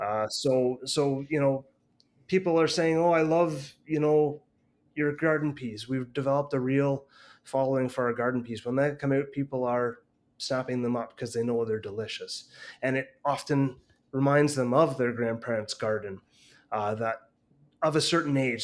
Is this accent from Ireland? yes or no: no; Canada; a Canadian person